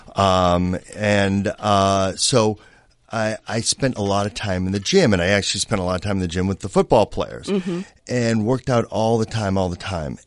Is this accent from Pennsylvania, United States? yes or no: no; Boston, Massachusetts, United States; now in Los Angeles, United States; Growing up in Boston